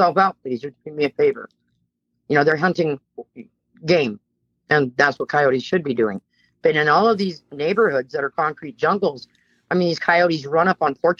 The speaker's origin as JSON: {"language": "English", "area": "Bay Area", "region": "California", "country": "United States", "tie": "born or raised there", "said": "I'm a California native. I was born and raised in the Bay Area of California"}